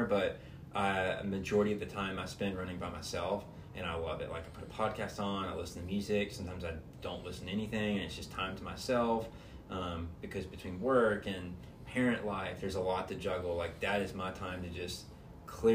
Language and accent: English; Atlanta, Georgia, United States; moved away; being back in my hometown